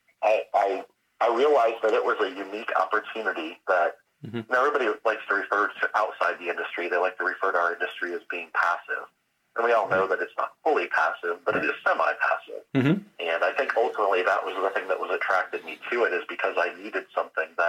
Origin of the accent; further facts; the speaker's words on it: Flint, Michigan, United States; lived most of my childhood in my hometown of Flint, Michigan